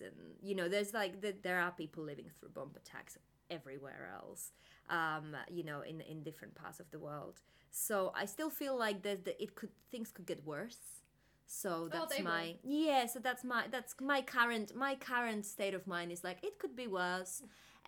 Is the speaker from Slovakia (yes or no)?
yes; Slovakia; I'm from Slovakia